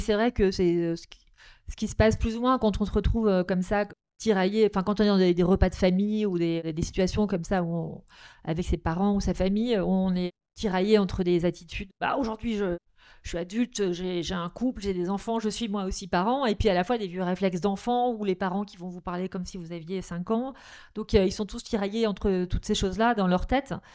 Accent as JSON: {"language": "French", "area": "Nord", "region": "Hauts-de-France", "country": "France", "tie": "born or raised there", "said": "je suis originaire du Nord"}